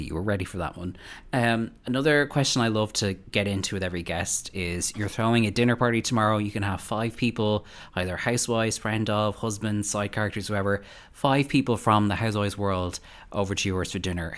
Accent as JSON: {"language": "English", "country": "Ireland", "said": "as an Irish person"}